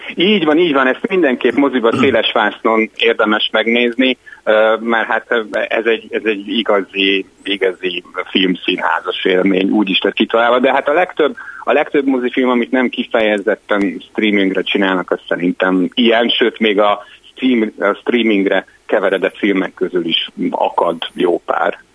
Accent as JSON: {"language": "Hungarian", "country": "Hungary", "tie": "born or raised there", "moved": "as an adult", "lives_now": "Budapest, Hungary", "said": "vidéken nőttem föl"}